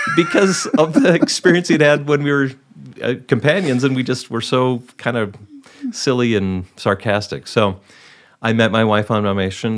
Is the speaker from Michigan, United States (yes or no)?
no; Milwaukee, Wisconsin, United States; I'm from the Milwaukee area